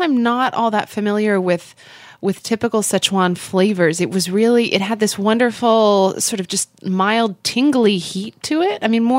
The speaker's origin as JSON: {"language": "English", "town": "Oklahoma City", "region": "Oklahoma", "country": "United States", "tie": "born or raised there", "moved": "yes", "said": "Oklahoma City, Oklahoma, my hometown"}